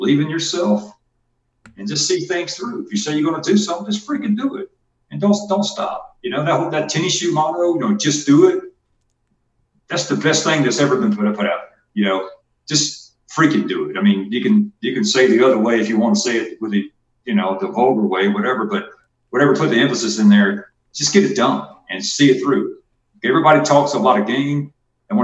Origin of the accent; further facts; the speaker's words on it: Georgia, United States; accent: twang; moved away; also born or lived in Texas; I'm from Georgia, but, you know, I used to live in Texas.